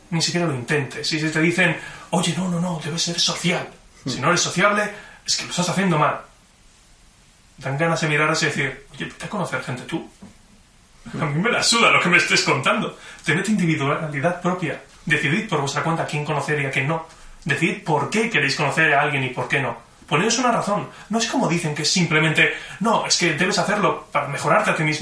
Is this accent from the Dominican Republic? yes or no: no; Barcelona, Catalonia, Spain; born there; nací en Barcelona.